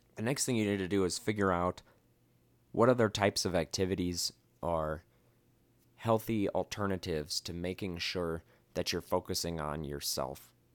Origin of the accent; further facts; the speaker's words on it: Midwest, United States; now in Las Vegas, United States; I grew up in the Midwest and we had basements.